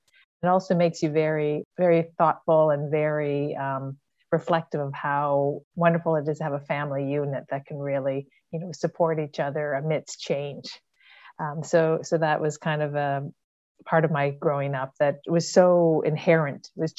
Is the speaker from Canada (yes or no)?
yes; Ontario, Canada; born there; now in Ottawa, Canada; I was born in Ontario, which is one of the largest provinces in Canada. And my dad was a Royal Canadian Mounted Police officer.